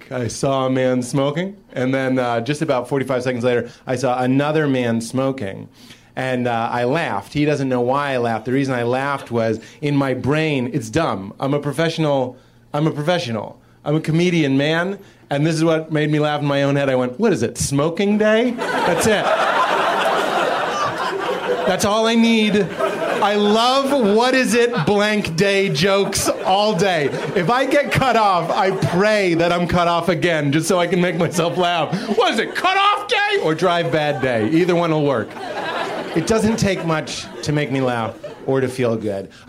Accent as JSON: {"language": "English", "town": "Boston", "region": "Massachusetts", "country": "United States", "said": "So I'm from Boston, and uh, it's weird growing up on."}